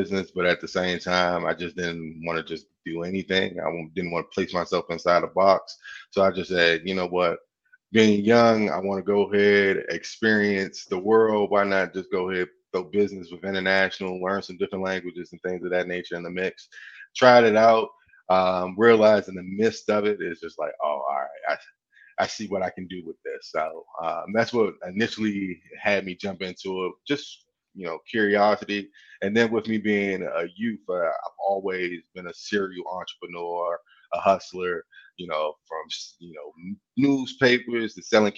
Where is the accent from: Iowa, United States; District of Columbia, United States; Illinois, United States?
District of Columbia, United States; Washington; now in Greensboro, United States; I'm originally from Washington, D.C., but I now call Greensboro my home.